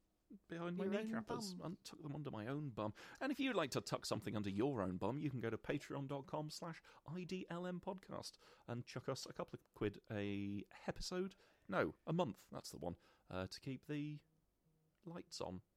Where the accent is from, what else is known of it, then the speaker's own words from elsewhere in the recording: London, United Kingdom; Maybe it's because... I'm a Londoner.